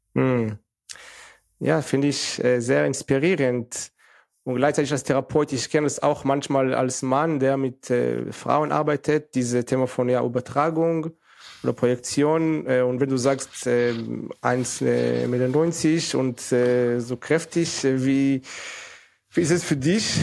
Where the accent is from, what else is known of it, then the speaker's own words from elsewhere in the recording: Northern District, Israel; German is a second language; moved away as an adult; now in Germany; ich musste auch zum Militär, also mit 18, von 18 bis 21, weil ich in Israel abgewachsen bin